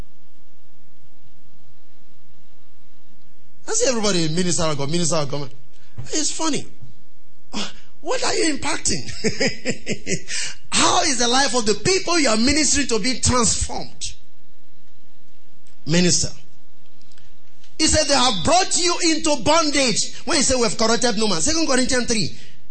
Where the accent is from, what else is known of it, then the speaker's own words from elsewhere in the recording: Nigeria; I was ashamed of being a Nigerian